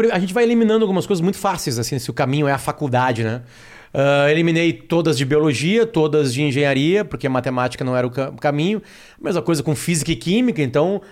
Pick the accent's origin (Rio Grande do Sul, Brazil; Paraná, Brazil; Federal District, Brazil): Rio Grande do Sul, Brazil; Alegrete; now in Porto Alegre, Brazil; Eu fui criado em Alegrete, uma cidade 500 quilômetros de Porto Alegre